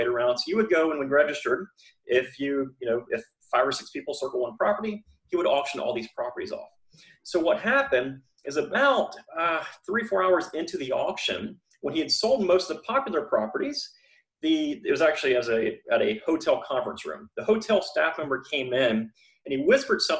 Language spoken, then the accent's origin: English; Florida, United States; I'm from Florida, born and raised here